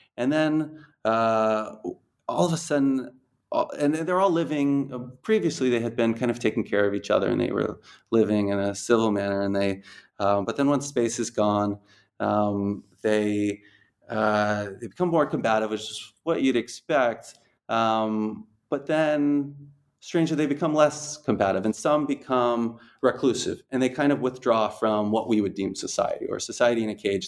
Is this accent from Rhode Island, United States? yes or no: yes; Rhode Island, United States; moved away as an adult; now in Dubai, United Arab Emirates; I'm from Rhode Island